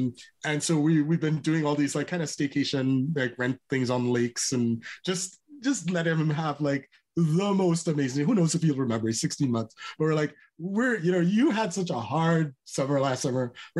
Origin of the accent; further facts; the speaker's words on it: Trinidad & Tobago; I'm from Trinidad. You probably can tell that I love people